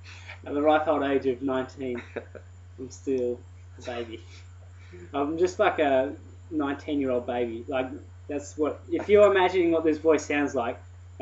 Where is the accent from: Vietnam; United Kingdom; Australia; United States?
Australia; I'm Australian.